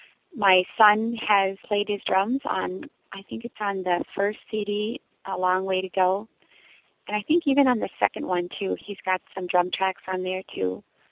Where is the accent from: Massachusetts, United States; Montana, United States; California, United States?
Montana, United States; born there; I was born in Montana, and I've lived in many different places since then.